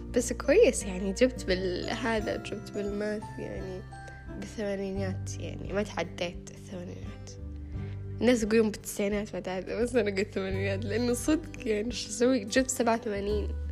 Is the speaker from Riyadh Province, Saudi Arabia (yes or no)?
yes; Riyadh, Riyadh Province, Saudi Arabia; انا من الرياض